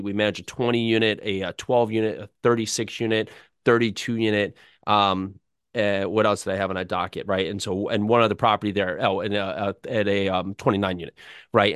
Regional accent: New Jersey, United States; I grew up in North Jersey.

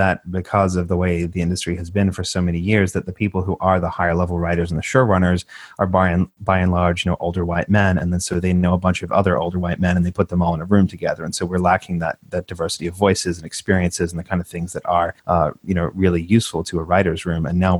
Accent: Australia; when we're both immigrants. I'm from Australia. My accent's literally going away

